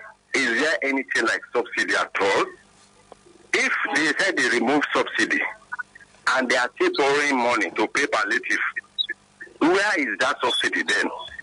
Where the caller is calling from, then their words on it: Ibafo, Ogun State, Nigeria; I'm calling from Ibafu.